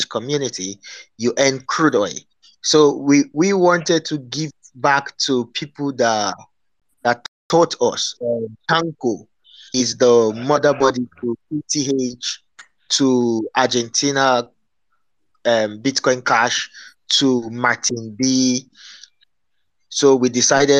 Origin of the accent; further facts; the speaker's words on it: Nigeria; I'm from Nigeria